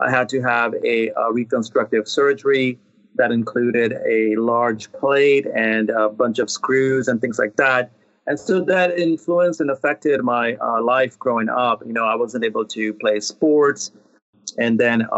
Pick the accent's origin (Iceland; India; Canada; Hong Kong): India; moved away; I was born and raised in India